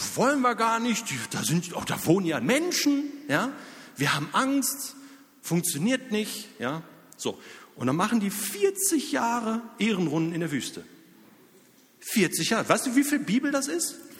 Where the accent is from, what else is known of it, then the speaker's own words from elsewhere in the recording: near Dortmund, North Rhine-Westphalia, Germany; also born or lived in Zürich; now in Lörrach, Germany; Ich selbst komme aus der Nähe von Dortmund